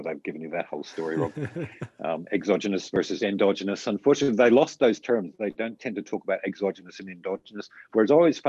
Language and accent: English; Australia; as Australian males